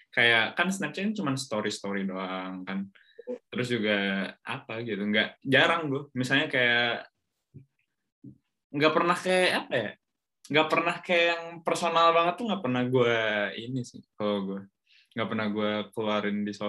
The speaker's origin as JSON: {"language": "Indonesian", "town": "Bandung", "region": "West Java", "country": "Indonesia", "said": "walaupun gue orang Bandung ya tapi gue kan nggak tumbuh dan besar di Bandung"}